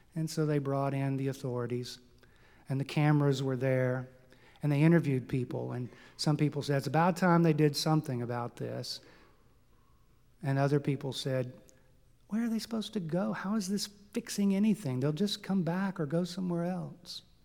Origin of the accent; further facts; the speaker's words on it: Texas, United States; It's in my home state of Texas